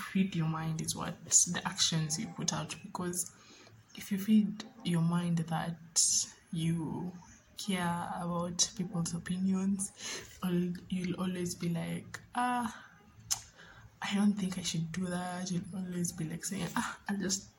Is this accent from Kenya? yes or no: yes; Mombasa, Mombasa County, Kenya; moved away as an adult; now in Nairobi, Kenya; I am from Mombasa, Kenya, born and bred